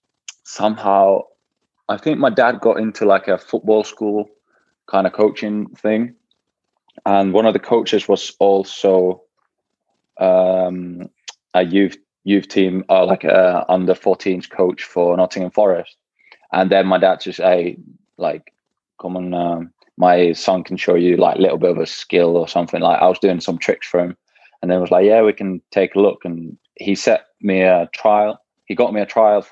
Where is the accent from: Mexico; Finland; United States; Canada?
Finland; Jyväskylä, Central Finland; also born or lived in Kuopio; I was born in Kuopio, and when I was 1 year old, we moved to Jyväskylä because my dad started playing for JJK